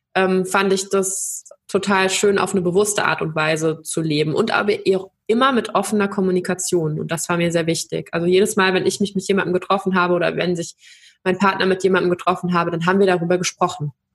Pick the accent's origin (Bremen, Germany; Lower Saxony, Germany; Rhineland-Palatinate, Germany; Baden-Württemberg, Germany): Baden-Württemberg, Germany; ich bin aber auch aus einem sehr traditionellen Haushalt und ich komme aus Baden-Württemberg